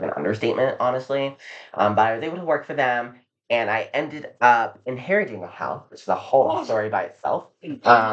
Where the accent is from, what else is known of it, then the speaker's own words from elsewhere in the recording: Eastern North Carolina, United States; moved away; also born or lived in Florida; I'm from Eastern North Carolina, which is really condensed.